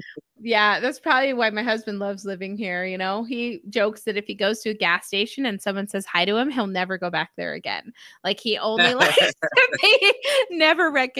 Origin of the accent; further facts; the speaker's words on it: Utah, United States; I'm from Utah, so I'm just, yeah, I've been on the West Coast.